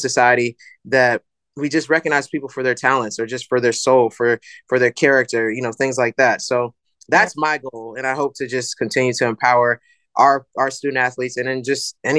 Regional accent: Herndon, Virginia, United States; moved away; also born or lived in Missouri; my hometown state

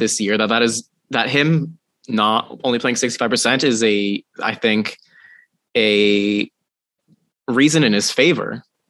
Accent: Toronto, Ontario, Canada; It's obviously because I'm from Toronto.

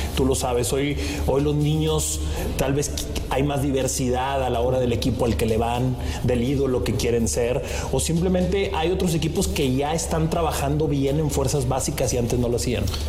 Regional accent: Mexico; como mexicanos

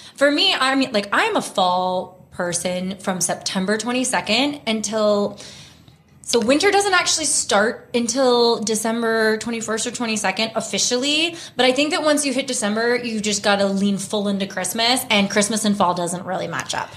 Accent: Houston, Texas, United States; moved away as an adult; also born or lived in Vancouver, Canada; now in Los Angeles, United States; I grew up in Texas

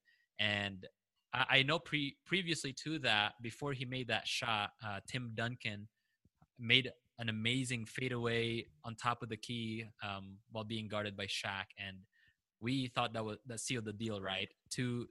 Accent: Philippines; now in United States; I was also born and raised in the Philippines. And when we came to the States

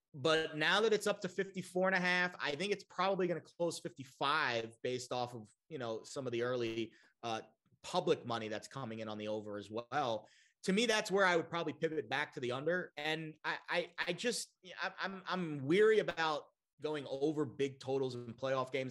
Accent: New York, United States; I got converted to my hometown New York roots

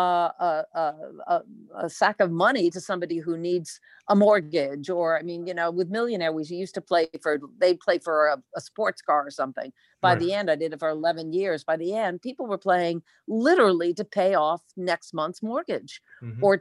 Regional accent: East Providence, Rhode Island, United States; I grew up in East Providence, Rhode Island, a town called Rumford

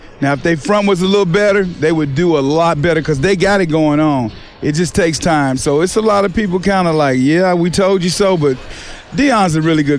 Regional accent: Fort Smith, Arkansas, United States; I'm from Allen Grove Project. We didn't really have fathers around

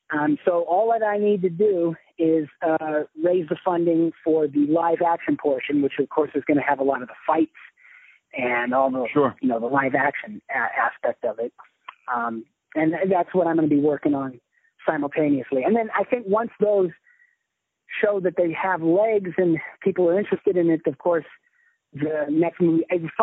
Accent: Hawaii, United States; And I grew up in Hawaii, yeah. So there's a specific way that they talk in Hawaii that called Pidgin English, which apparently is not so much anymore. But when I was a kid there, it was big.

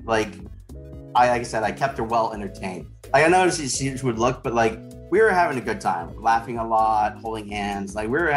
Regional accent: the South, United States; moved away; I was raised in the South

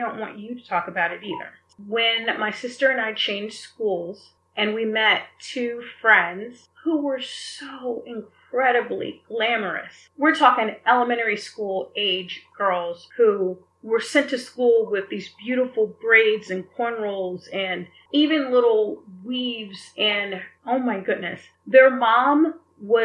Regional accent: the South, United States; now in Beverly Hills, United States; Growing up in the South

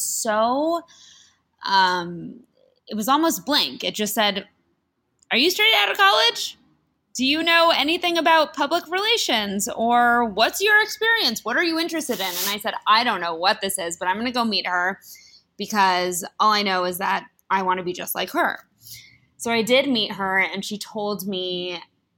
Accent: Beverly Hills, California, United States; moved away as an adult; now in New York City, United States; I grew up on the mean streets of Beverly Hills, California, and then went to NYU for college

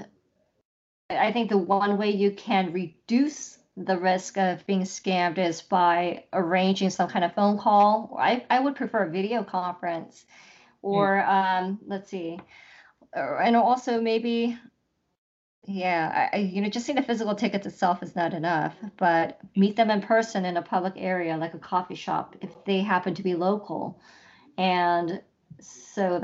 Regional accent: Los Angeles, California, United States; LA is where I live

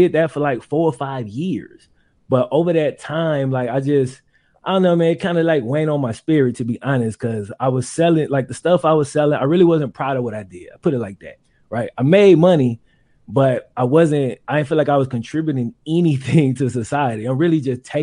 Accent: Mississippi, United States; I grew up in Mississippi

